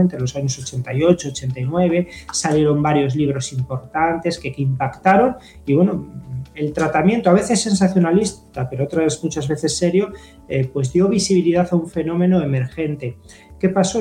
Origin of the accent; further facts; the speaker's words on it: Zamora, Castile and León, Spain; soy natural de Zamora